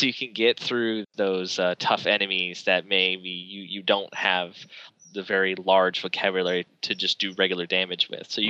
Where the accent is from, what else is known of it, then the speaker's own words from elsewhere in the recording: Burlington, North Carolina, United States; We're from Burlington, North Carolina